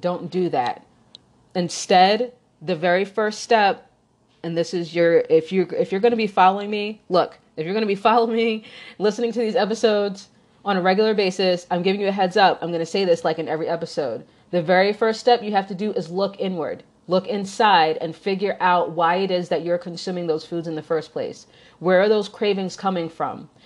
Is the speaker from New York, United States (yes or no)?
yes; New York, United States; also born or lived in Chicagoland area; now in Chicago, United States; I grew up in New York